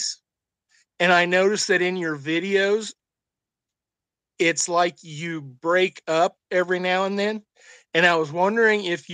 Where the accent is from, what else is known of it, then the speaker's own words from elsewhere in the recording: Illinois, United States; moved away; also born or lived in Texas / Kansas; I can enunciate just like a northerner because I grew up in Illinois